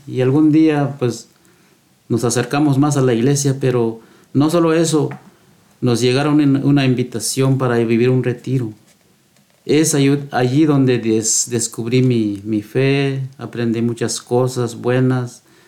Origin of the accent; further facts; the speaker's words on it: Guatemala; moved away as an adult; now in United States; también crecí yo y con los más hermanos. Y un día llegué, pues, casé allá en Guatemala